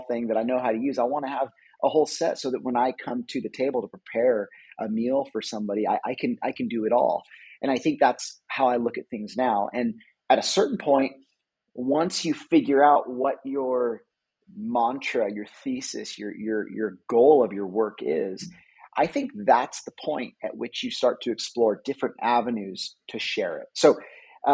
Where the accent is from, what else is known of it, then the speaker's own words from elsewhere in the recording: California, United States; I'm a photographer, I'm from California